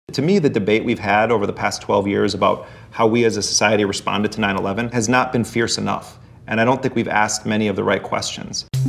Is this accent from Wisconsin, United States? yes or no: yes; Milwaukee, Wisconsin, United States; moved away as an adult; I grew up in Milwaukee in Jeffrey Dahmer's neighborhood